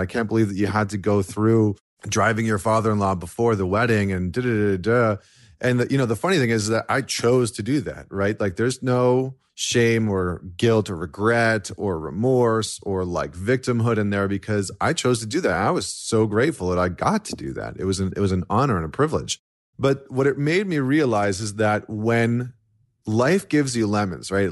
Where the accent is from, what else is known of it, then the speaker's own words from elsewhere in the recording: Canada; as a Canadian